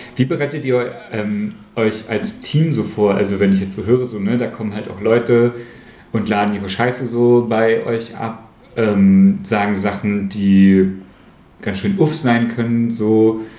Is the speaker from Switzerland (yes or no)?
no; Aschersleben, Saxony-Anhalt, Germany; in Aschersleben, wo ich groß geworden bin